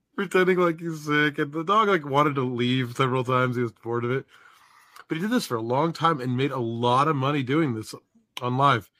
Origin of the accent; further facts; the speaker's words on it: Georgia, United States; I'm from Georgia